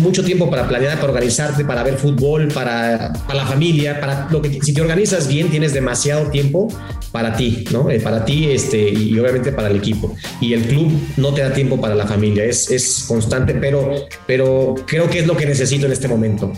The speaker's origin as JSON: {"language": "Spanish", "country": "Mexico", "said": "como mexicanos, como técnicos"}